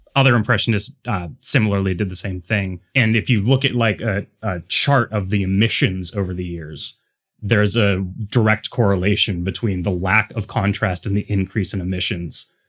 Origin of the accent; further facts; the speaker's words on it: Pittsburgh, Pennsylvania, United States; growing up in Pittsburgh